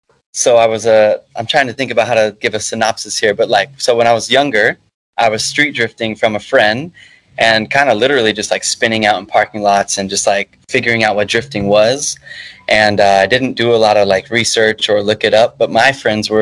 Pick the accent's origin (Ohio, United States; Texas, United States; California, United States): Texas, United States; Dallas; Dallas, Texas.